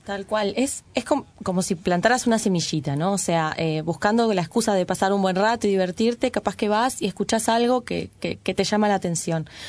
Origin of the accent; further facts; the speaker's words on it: Uruguay; la población uruguaya, contrario a lo que se creyó por muchos años, es mestizada. Es decir, no mm. somos un trasplante de Europa directo, así, en nuestro territorio